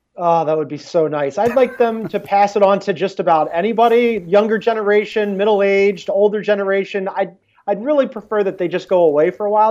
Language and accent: English; Philadelphia, Pennsylvania, United States; I'm a Philadelphian. That's ingrained.